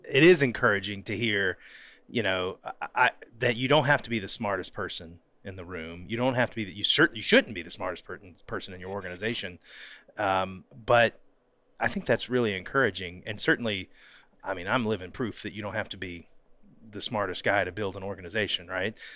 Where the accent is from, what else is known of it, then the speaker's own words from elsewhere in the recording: North Florida, United States; originally from North Florida